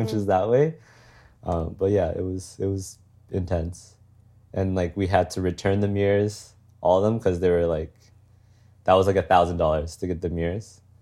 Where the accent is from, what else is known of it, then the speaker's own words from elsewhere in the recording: Calgary, Alberta, Canada; moved away as an adult; I'm born and raised in Calgary